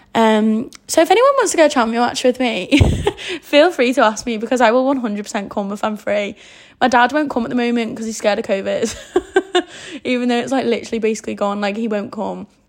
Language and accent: English; the Wirral, North West England, United Kingdom; I'm from the Wirral